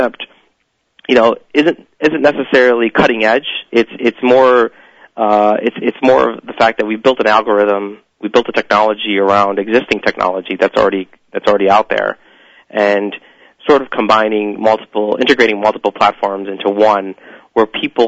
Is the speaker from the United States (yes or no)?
yes; Cleveland, Ohio, United States; also born or lived in New York City; I was born and raised in Cleveland, Ohio.